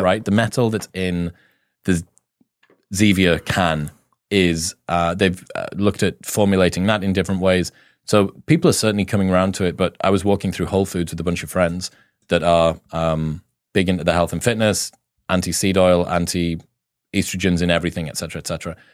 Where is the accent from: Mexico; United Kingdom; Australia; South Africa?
United Kingdom; I'm British